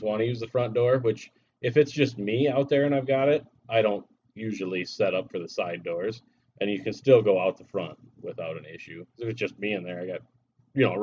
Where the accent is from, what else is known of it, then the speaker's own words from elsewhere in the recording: Illinois, United States; I grew up in Illinois.